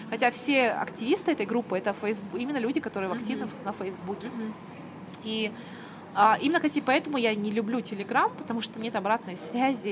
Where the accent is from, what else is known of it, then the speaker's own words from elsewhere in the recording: Kazakhstan; moved away as an adult; also born or lived in United Kingdom / Almaty; I'm from Kazakhstan